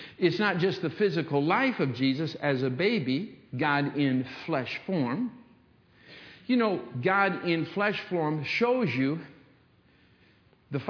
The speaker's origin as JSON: {"language": "English", "region": "Michigan", "country": "United States", "tie": "born or raised there", "said": "When I was a young kid growing up in Michigan"}